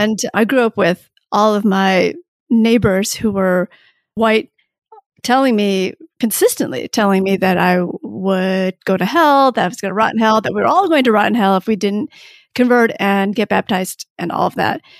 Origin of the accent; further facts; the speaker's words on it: Michigan, United States; also born or lived in Saigon, Vietnam; I was born in Saigon, and that's technically where I'm from, although my family left Saigon as refugees in nineteen seventy-five when I was a baby, and then I did grow up in Michigan